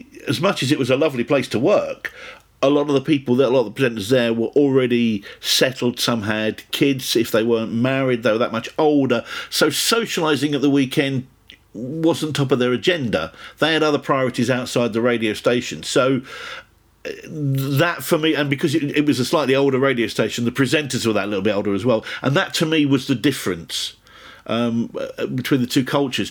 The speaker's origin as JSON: {"language": "English", "area": "Essex", "region": "East of England", "country": "United Kingdom", "also_born_or_lived": "Sheffield", "moved": "as an adult", "said": "I came from Essex"}